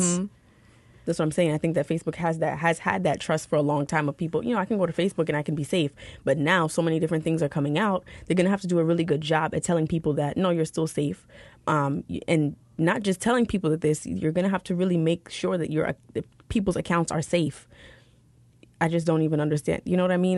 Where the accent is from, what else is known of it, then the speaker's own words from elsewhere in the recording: New York City, New York, United States; I grew up in New York City